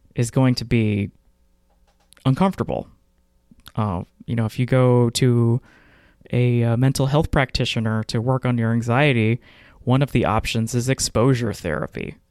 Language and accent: English; Texas, United States; I grew up in Texas in the nineties and early two thousands